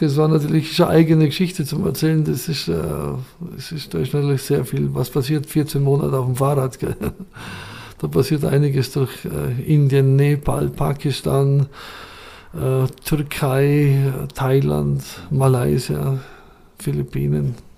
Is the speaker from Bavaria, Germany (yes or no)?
yes; Schwangau, Bavaria, Germany; ich bin in Schwangau geboren, wirklich im Elternhaus geboren, neunzehnhundertsechsundfünfzig